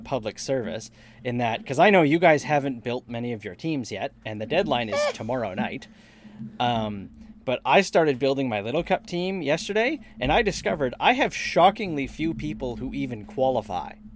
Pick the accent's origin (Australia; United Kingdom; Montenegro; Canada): Canada; Winnipeg, Manitoba; we're all from Winnipeg